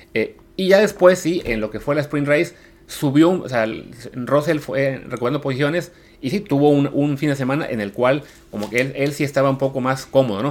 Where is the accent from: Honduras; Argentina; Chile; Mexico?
Mexico